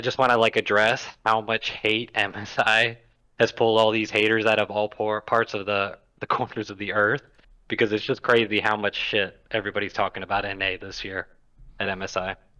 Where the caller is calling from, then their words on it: Mobile, Alabama, United States; I'm calling from Mobile, Alabama